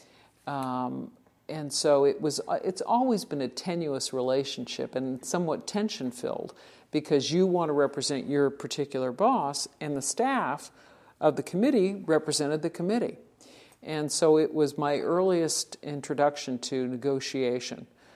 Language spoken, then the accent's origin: English; California, United States; moved away; born and raised in California, and no exposure really to the Midwest